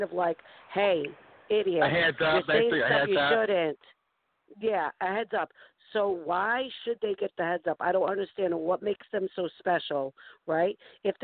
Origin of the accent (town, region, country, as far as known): East Coast, United States; accent: East Coast